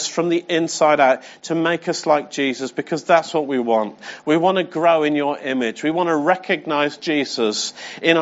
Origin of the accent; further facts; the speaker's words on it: England, United Kingdom; I'm English